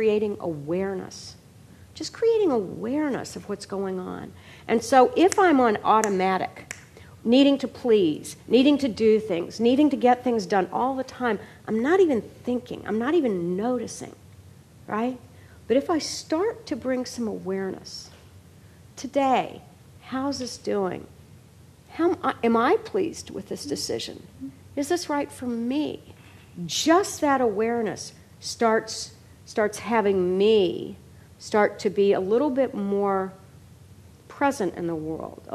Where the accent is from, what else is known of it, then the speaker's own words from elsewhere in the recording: Kentucky, United States; I was raised in Kentucky